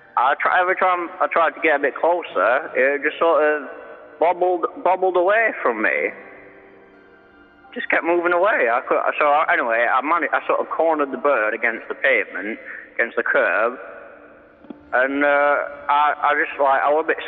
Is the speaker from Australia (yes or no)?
no; Sheffield, Yorkshire and the Humber, United Kingdom; I'm from the Sheffield area. I don't know. You might not be aware of that, but I'm from the Sheffield area.